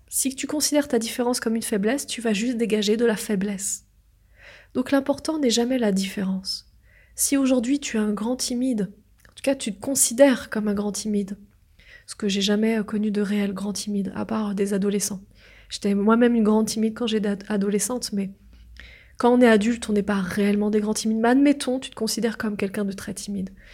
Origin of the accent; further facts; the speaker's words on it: France; je suis née en France.